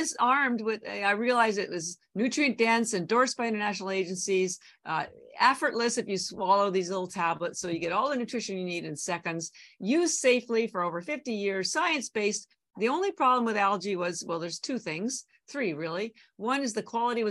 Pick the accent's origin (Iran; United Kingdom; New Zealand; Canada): Canada; moved away as an adult; now in Boston, United States; So I'm actually Canadian. I've lived in Boston over 30 years, but my family's still all in Canada